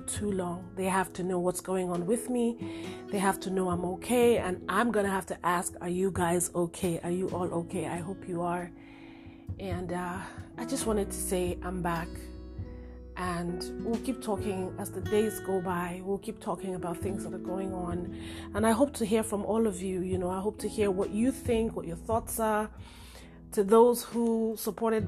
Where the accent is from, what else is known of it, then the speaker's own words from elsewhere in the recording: Nigeria; now in United States; I am Nigerian, but I live in America